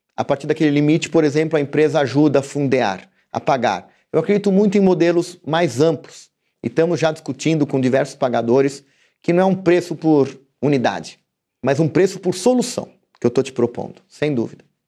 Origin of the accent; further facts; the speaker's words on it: Brazil; como brasileiro